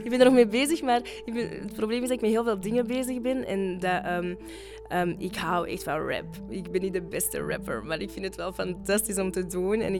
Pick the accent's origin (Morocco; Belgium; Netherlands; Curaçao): Morocco; ja, ik ben een Marokkaan.